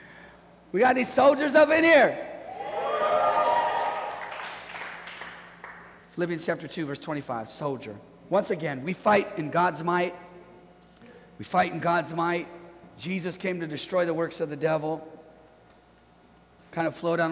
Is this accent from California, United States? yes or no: yes; Bay Area, California, United States; We're from the Bay Area